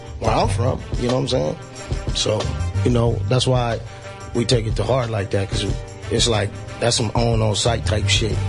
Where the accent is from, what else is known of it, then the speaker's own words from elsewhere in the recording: Colton, California, United States; I'm from Colton. Colton? Yeah, San Bernardino.